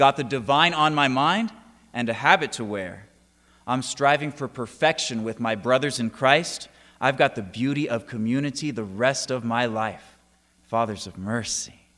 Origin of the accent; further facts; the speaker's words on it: San Diego, California, United States; now in Auburn, United States; I'm originally from San Diego, California, but I am coming to you from Auburn, Kentucky